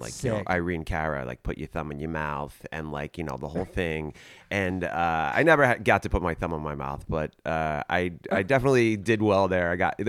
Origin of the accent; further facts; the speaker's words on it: Edison, New Jersey, United States; also born or lived in Bensonhurst, Brooklyn, New York; I went to Jersey, Edison High, J.P. Stevens in Edison, New Jersey.